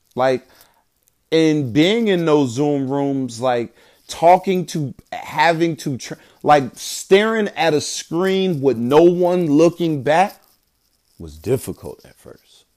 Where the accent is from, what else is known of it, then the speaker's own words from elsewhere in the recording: Bridgeport, Connecticut, United States; moved away; growing up in Bridgeport, Connecticut